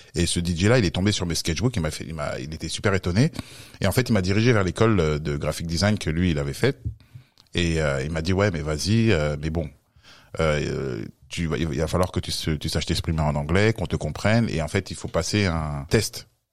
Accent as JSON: {"language": "French", "country": "France", "tie": "born or raised there", "said": "je suis né en France et euh, d'origine camerounaise"}